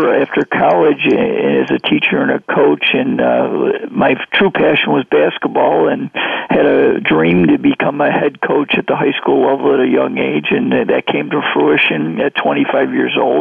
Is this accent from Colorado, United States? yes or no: no; Greece, New York, United States; I had an opportunity 28 years ago to go back to my hometown, Greece, New York